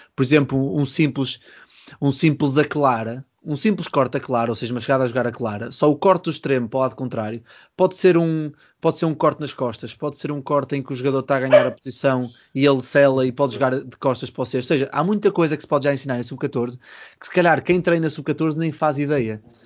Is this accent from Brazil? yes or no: no; Porto, Norte, Portugal; moved away; eu venho do Porto